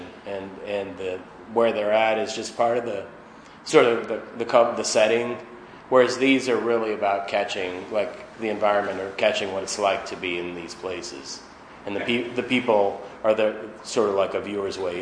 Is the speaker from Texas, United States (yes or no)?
no; Boston, Massachusetts, United States; moved away; I grew up in Boston